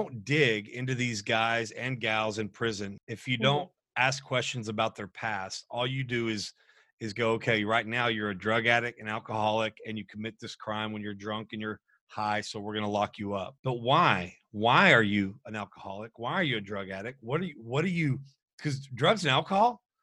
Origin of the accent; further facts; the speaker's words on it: Texas, United States; As a Texan